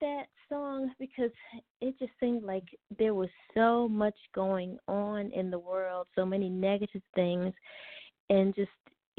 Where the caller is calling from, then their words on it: Los Angeles, California, United States; I'm calling from Porter Ranch, California.